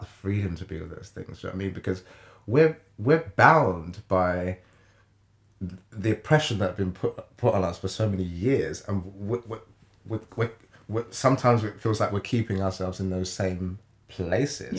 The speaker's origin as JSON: {"language": "English", "country": "Jamaica", "moved": "yes", "said": "I'm from Jamaica"}